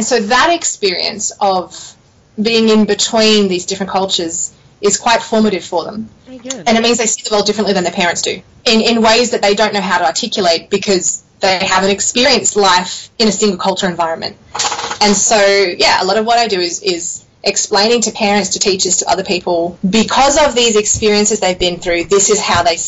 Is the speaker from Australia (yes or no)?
yes; Australia; moved away as an adult; also born or lived in Sydney, Australia / Canberra, Australia / Connecticut, United States / China; growing up in Australia